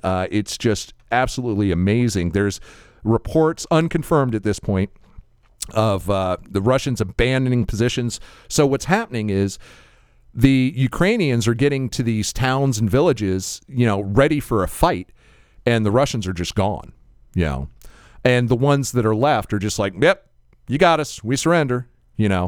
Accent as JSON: {"language": "English", "country": "United States", "said": "I'm an American"}